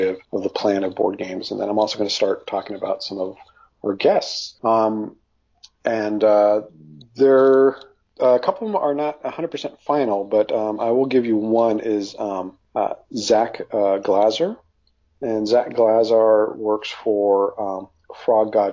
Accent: Los Angeles, California, United States; I grew up in Hollywood, like around all this stuff

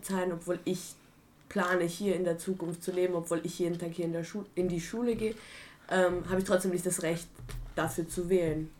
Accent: Austria; also born or lived in Prague; obwohl ich hier mein ganzes Leben aufgewachsen bin

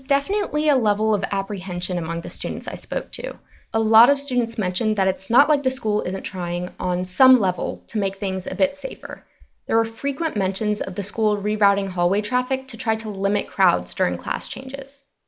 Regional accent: North Carolina, United States; I'm not from Monroe, but I am a Latina from North Carolina, and I have gone through the state school system

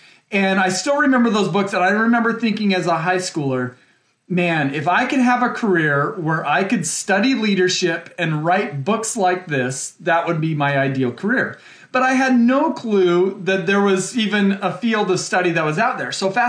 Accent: Utah, United States; moved away as an adult; also born or lived in Indiana; Yeah, I grew up in Utah, so, and that was surely formative in my upbringing. Utah is generally kind of a religious place, and that was a part of my upbringing.

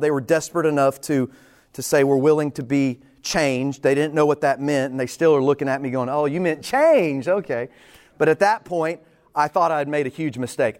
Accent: Texas, United States; I'm from Texas. I haven't lived anywhere other than Texas.

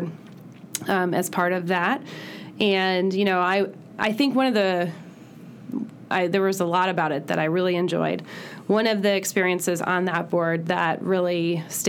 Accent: Chicago, Illinois, United States; moved away as an adult; also born or lived in Monmouth, Illinois / Champaign, Illinois; now in Bloomington, United States; I grew up in the suburbs of Chicago

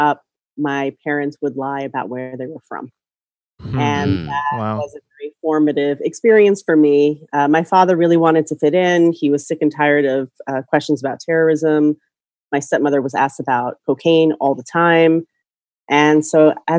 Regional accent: New York City, New York, United States; moved away as an adult; also born or lived in Michigan; now in Southern California, United States; I was born and raised in New York City

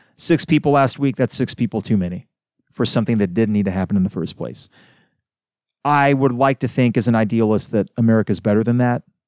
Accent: United States; as an American

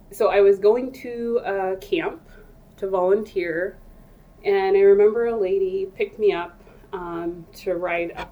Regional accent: United States; also born or lived in Ethiopia / Alaska; I came to the U.S. when I was very young. I was like 3 or 4.

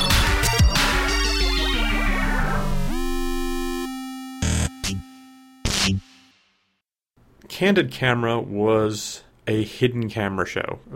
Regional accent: Secaucus, New Jersey, United States; my hometown

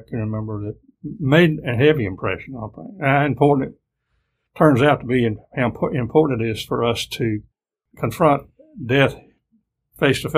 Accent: Greensboro, North Carolina, United States; I grew up in Greensboro and went to Lindley Elementary School, Kaiser Middle School, and Grimsley High School

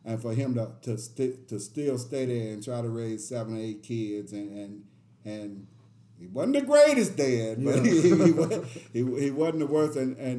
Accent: Preston Taylor, Tennessee, United States; when we grew up in Preston Taylor

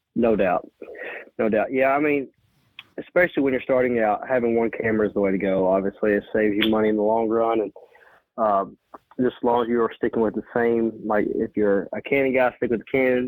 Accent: Western Kentucky, United States; I'm from Western Kentucky.

